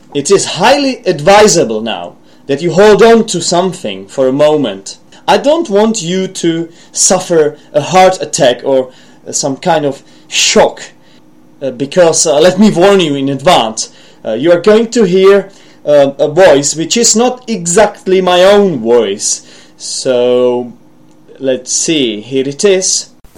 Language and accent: English; Czechia; accent: Czech; first language Czech; English is a second language; my own accent, which might be influenced by, not might, but it certainly is influenced by my mother tongue, which is a Czech language